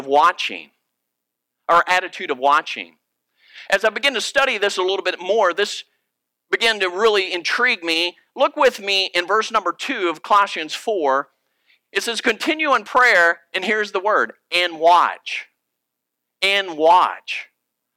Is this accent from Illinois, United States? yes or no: no; Virginia, United States; moved away; I'm originally from Virginia, and my family are deer hunters